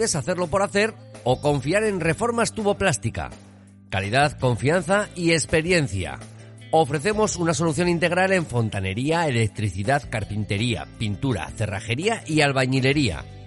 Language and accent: Spanish; Aragon, Spain; como los mañicos